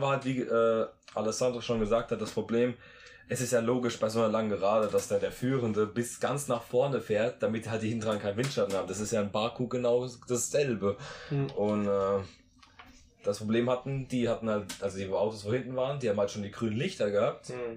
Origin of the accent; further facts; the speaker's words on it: Rhineland-Palatinate, Germany; der Akzent von uns, der ist manchmal so ein bisschen speziell